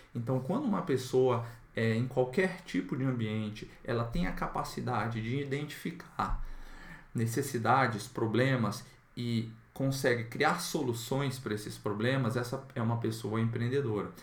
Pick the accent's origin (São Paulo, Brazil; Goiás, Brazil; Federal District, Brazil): Federal District, Brazil; Brasília; aqui na minha cidade, eu sou de Brasília